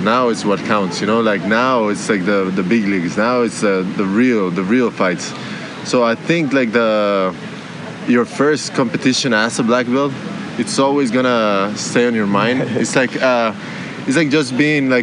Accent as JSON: {"language": "English", "country": "Costa Rica", "tie": "born or raised there", "said": "I grew up in Costa Rica, training there"}